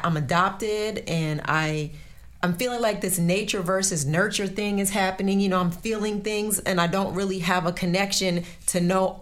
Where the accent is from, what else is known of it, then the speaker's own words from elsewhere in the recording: Jersey Shore, New Jersey, United States; I grew up on the Jersey Shore.